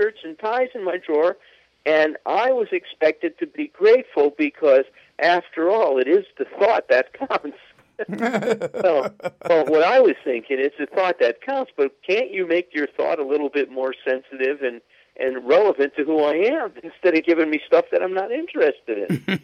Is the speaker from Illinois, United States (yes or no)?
yes; Chicago, Illinois, United States; I grew up in Chicago, I was on the Northwest Side